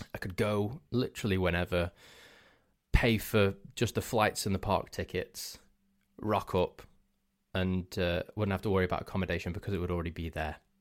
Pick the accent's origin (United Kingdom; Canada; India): United Kingdom; Crewe, North West England; where I'm actually from, instead of near Manchester. So I said, "I'm from Crewe in Cheshire."